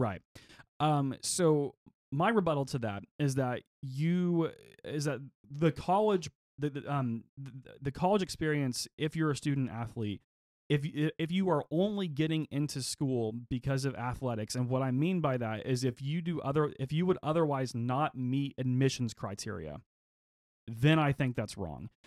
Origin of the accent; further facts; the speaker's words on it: Oklahoma, United States; growing up in Oklahoma, we do kinda have a gun culture here